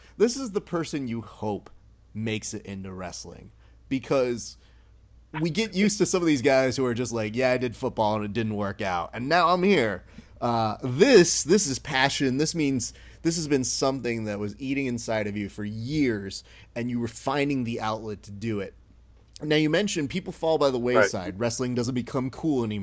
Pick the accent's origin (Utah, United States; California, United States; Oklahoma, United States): California, United States; Hacienda Heights; I'm from Hacienda Heights. So I know that little world.